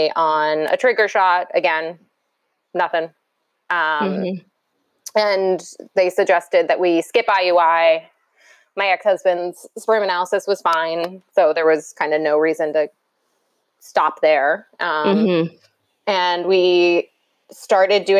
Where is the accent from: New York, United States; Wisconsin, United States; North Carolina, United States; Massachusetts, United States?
New York, United States; New York City; I grew up in New York, as I said, New York City